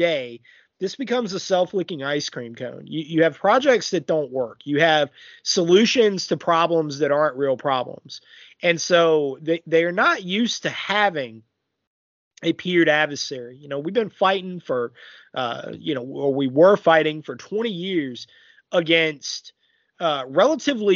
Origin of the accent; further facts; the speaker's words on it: United States; I'm an American